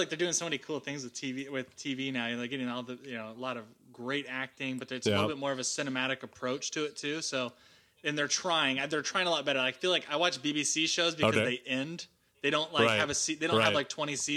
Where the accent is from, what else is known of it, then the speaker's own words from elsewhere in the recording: Seattle, Washington, United States; now in Austin, United States; I grew up in Seattle.